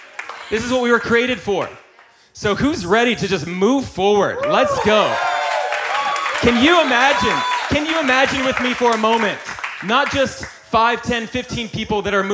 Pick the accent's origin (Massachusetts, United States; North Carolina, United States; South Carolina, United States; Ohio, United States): North Carolina, United States; I grew up in North Carolina